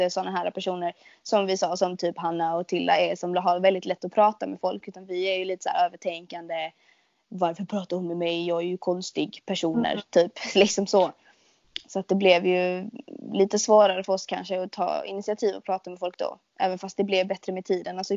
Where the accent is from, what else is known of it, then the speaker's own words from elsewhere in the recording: Skåne, Sweden; accent: Scanian; min dialekt är ju liksom folk bara eller typ folk man träffar som inte är från Skåne bara alltså du snackar så jävla grovt.